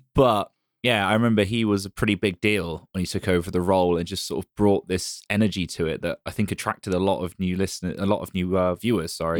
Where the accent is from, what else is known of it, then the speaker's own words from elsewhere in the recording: United Kingdom; I'm British